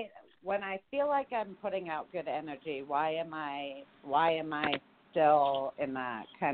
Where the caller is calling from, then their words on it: Mesa, Arizona, United States; I'm calling from Mesa, Arizona.